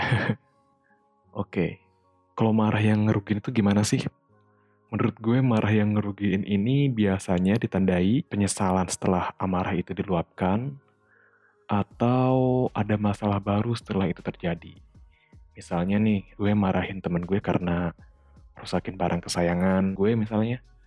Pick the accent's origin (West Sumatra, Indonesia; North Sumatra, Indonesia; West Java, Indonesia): West Java, Indonesia; accent: Sundanese; aksen Sunda gue keluar